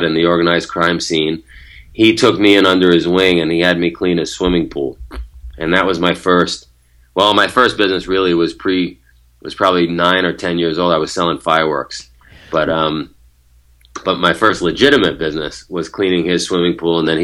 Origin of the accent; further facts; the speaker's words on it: New York City, New York, United States; moved away as an adult; also born or lived in Japan; I grew up in Queens, New York